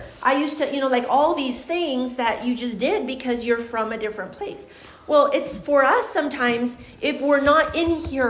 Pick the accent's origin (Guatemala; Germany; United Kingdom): Guatemala; moved away; I'm from Guatemala. Now, I have not lived in Guatemala for over 20 years.